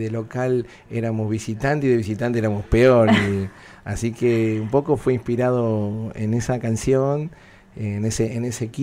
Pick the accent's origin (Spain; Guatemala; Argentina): Argentina; now in Miami, United States; Argentos a, morir porque todos los domingos está el asadito, nos juntamos en la familia, todos